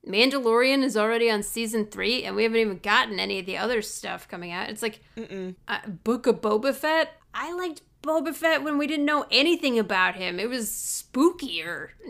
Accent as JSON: {"language": "English", "region": "Midwest", "country": "United States", "accent": "Midwestern", "said": "When I lived in LA, people thought I was from Canada because I have the Midwestern."}